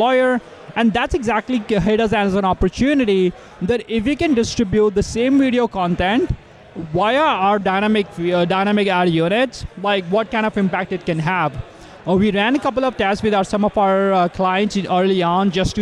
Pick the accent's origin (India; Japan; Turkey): India; now in Canada; I'm Canadian now, but I was born in India.